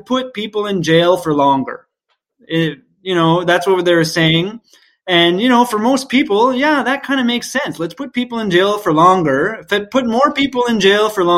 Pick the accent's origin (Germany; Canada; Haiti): Canada; Moncton, New Brunswick; Moncton, New Brunswick, to say my hometown